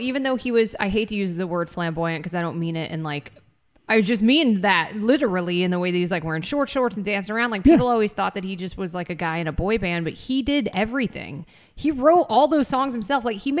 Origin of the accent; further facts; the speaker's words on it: United States; accent: American; also born or lived in England; because I am an American with an American accent